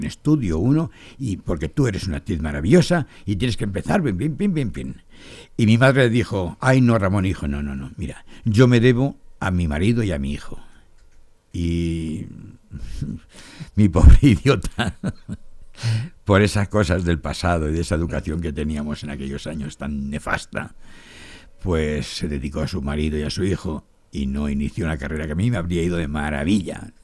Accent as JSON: {"language": "Spanish", "town": "Torrevieja", "region": "Valencian Community", "country": "Spain", "tie": "born or raised there", "also_born_or_lived": "Barcelona", "moved": "yes", "said": "Yo soy de Torrevieja, mi familia es de Torrevieja, yo soy de Torrevieja, nací en Torrevieja."}